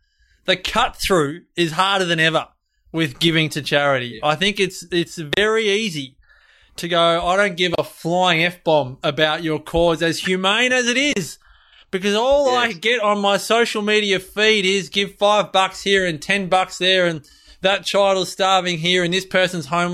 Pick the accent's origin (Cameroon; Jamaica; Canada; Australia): Australia